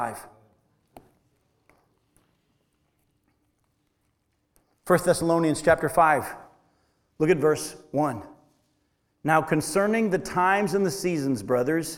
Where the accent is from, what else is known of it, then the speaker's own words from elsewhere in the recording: Milton, New Hampshire, United States; I was raised in Milton, New Hampshire